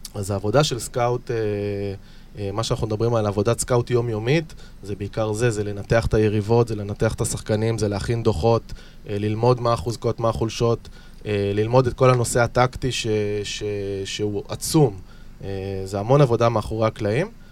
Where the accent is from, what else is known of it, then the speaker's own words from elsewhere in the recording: Holon, Tel Aviv District, Israel; אני גר באזור, גדלתי באזור, למדתי בחולון